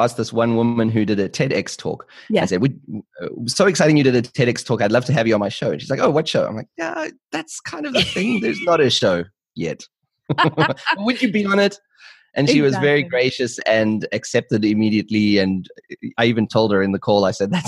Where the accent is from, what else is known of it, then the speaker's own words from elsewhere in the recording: South Africa; moved away as an adult; now in Germany; I'm originally from South Africa